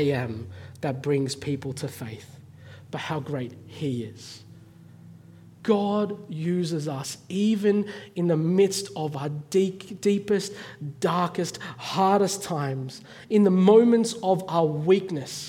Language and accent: English; Australia; moved away as an adult; now in North Africa; being Chinese Australian